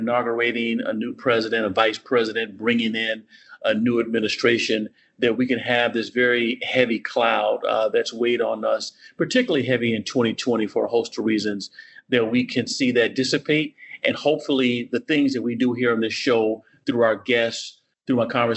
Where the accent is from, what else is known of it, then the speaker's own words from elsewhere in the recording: Virginia, United States; my home state of Virginia